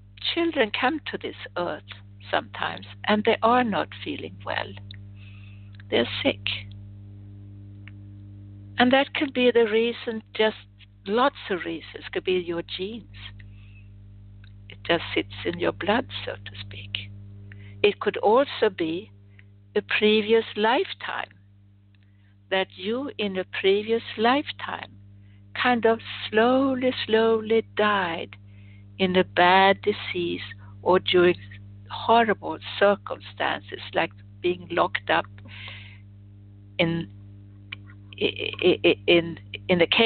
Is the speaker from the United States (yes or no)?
no; Sweden; moved away; I was born in Sweden